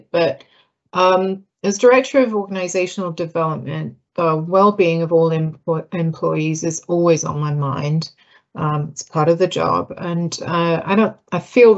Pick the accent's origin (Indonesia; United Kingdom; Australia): United Kingdom; moved away as an adult; now in United States; I'm British